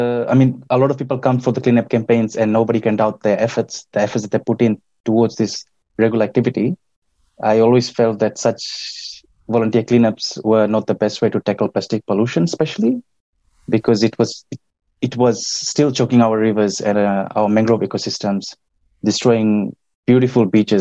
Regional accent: Nadi, Western Division, Fiji; I grew up in Nandi, which is the western part of Viti Levu

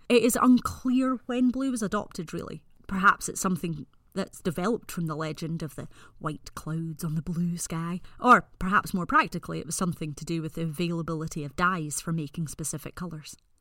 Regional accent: Scotland, United Kingdom

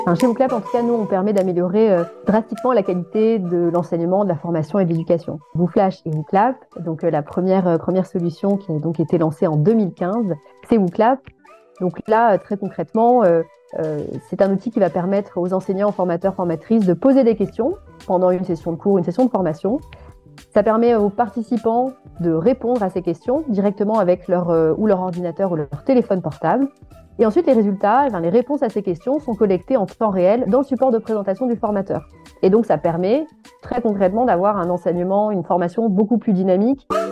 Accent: Aix-en-Provence, Provence-Alpes-Côte d'Azur, France; moved away as an adult; une montagne euh, auprès de laquelle j'ai grandi, euh, puisque moi je suis originaire d'Aix-en-Provence.

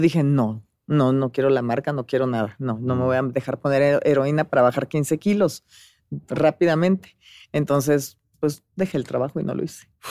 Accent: Monterrey, Nuevo León, Mexico; moved away; yo vivía en Monterrey, nací en Monterrey, Nuevo León

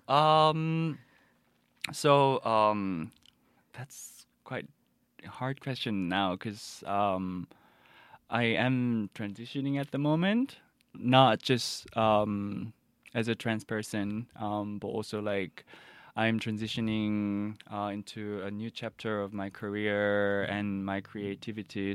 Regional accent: Busan, South Korea; moved away; I'm from Busan originally, so my parents just brought me back to Busan

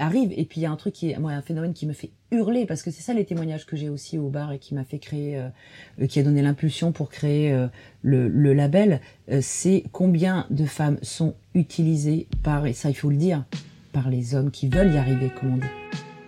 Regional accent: Dordogne, Périgord, Nouvelle-Aquitaine, France; je viens de Dordogne, Périgord.

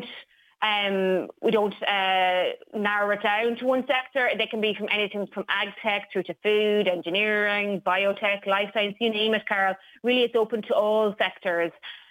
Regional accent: Bunclody, Leinster, Ireland; now in Carlow, Ireland; I am a proud Wexford woman. I'm from Bunclody, but I currently live in Carlow.

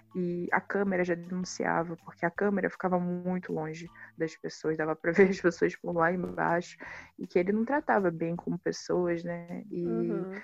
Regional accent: Baixada Fluminense, Rio de Janeiro, Brazil; born or raised there

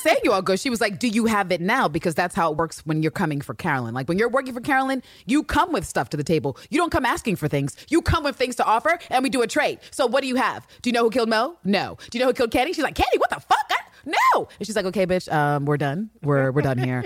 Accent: United Kingdom; me being British

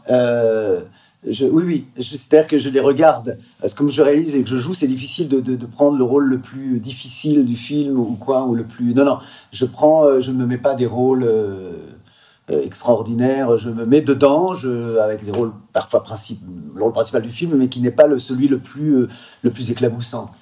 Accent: Quevilly, Normandy, France; chez moi, à Gros quevilly

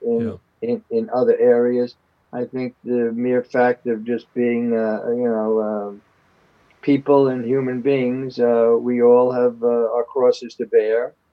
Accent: New York City, New York, United States; I was born and raised in the Upper West Side

